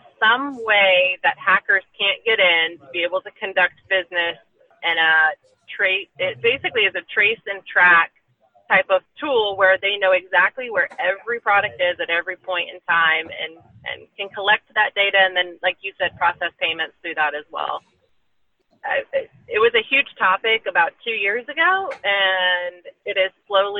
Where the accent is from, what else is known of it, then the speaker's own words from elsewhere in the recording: Burlington, Iowa, United States; I grew up in Burlington, Iowa, right on the Mississippi.